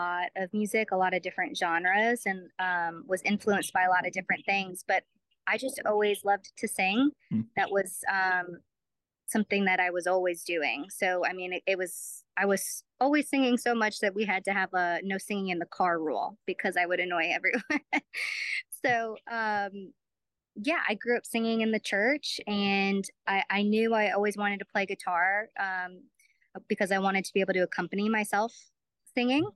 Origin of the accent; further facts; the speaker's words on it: Brookfield, Wisconsin, United States; moved away as an adult; now in Nashville, United States; I'm from Brookfield, Wisconsin, which is a suburb of Milwaukee, born and raised there, and had never moved in my life until I made the move to Nashville about 7.5 years ago